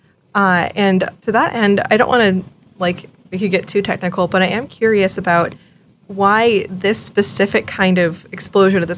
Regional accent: South Carolina, United States; I'm from South Carolina.

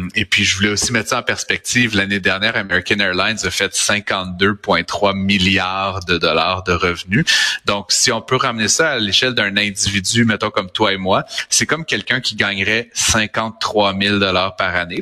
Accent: Deschambault, Quebec, Canada; Deschambault, dans mon dans mon village natal

